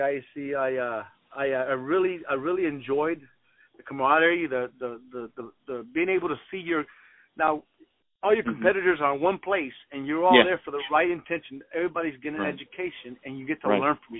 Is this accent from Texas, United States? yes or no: yes; Houston, Texas, United States; I am a Houston native. Actually, I'm born and raised in Houston, Texas.